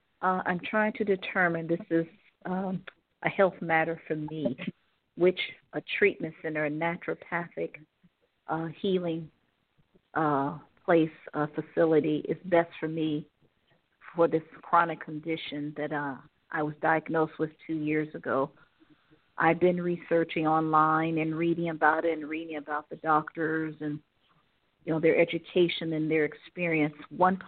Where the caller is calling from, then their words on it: Ohio, United States; I'm calling from Ohio.